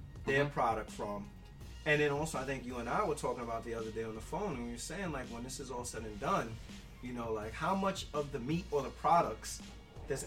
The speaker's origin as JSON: {"language": "English", "town": "New York City", "region": "New York", "country": "United States", "tie": "born or raised there", "said": "growing up in the Bronx, we may have had a bodega in every corner"}